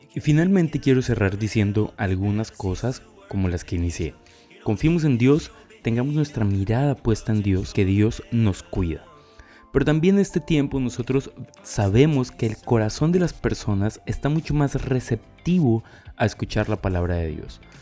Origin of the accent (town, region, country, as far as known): Colombia